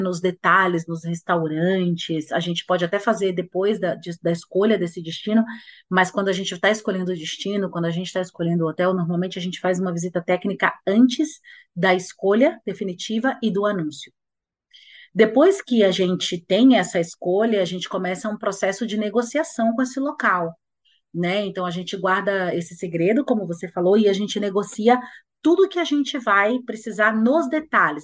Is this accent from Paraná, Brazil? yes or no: no; Bahia, Brazil; Bahia, porque é minha terra